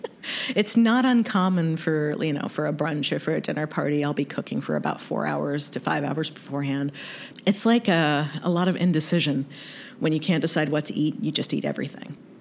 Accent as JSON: {"language": "English", "region": "North Carolina", "country": "United States", "tie": "born or raised there", "also_born_or_lived": "Kentucky", "said": "I was raised in the South, born in Kentucky, raised in North Carolina"}